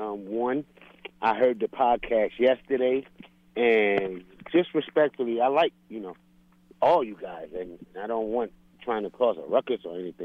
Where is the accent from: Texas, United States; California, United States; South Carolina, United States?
South Carolina, United States; also born or lived in Bronx, New York; now in Atlanta, United States; But I'm from the Bronx, New York. I presently live in Atlanta, but I grew up in South Carolina